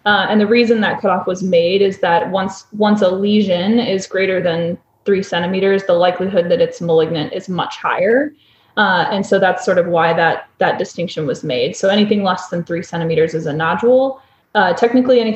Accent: Iowa, United States; moved away as an adult; also born or lived in St. Louis, Missouri; now in Nashville, United States; I went to the University of Iowa, which is my home state, for medical school

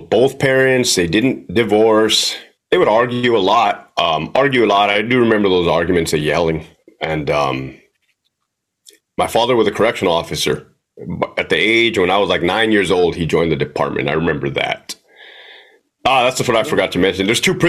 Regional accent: Brawley, California, United States; Brawley, California, man. Small ass town on the way to Glamis.

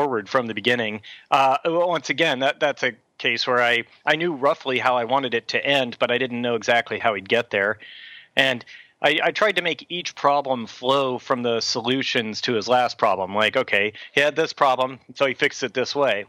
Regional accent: Bay Area, California, United States; I grew up in the Bay Area

